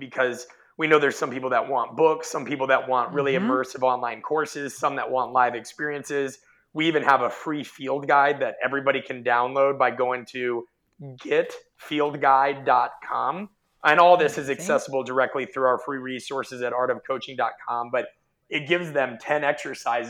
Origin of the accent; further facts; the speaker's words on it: Omaha, Nebraska, United States; I grew up in Omaha, Nebraska